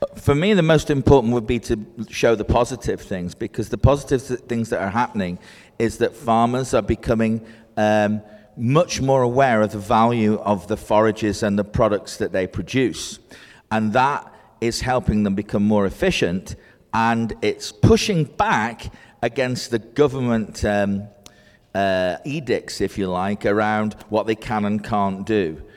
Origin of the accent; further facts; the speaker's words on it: Scotland, United Kingdom; now in Cheshire, United Kingdom; I'm Scottish, I work in Cheshire, the northwest of England